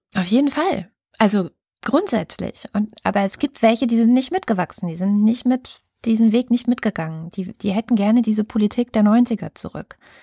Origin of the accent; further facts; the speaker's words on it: Germany; bei uns in Deutschland